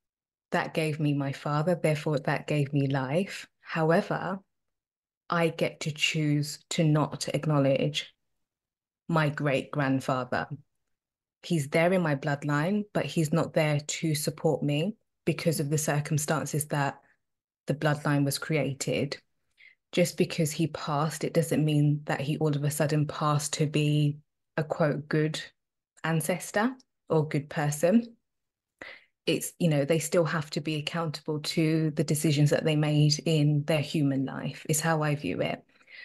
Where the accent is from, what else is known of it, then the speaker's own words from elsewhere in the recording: Zimbabwe; also born or lived in South Africa; I'm Zimbabwean and I'm South African. If you kind of do the maths, my parents were around during the apartheid regime. You know, they lived through the apartheid.